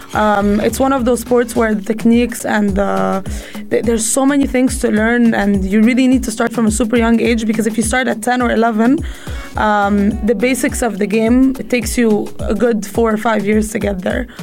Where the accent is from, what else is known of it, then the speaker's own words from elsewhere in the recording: Egypt; also born or lived in United States; now in United Arab Emirates; I grew up in Egypt